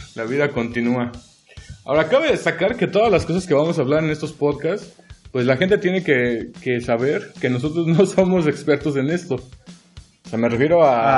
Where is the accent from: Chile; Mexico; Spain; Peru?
Mexico; Yautepec, Morelos; Soy de aquí, originario de aquí de Morelos. Em, para más específico, eh, nací en Yautepec, soy yautepense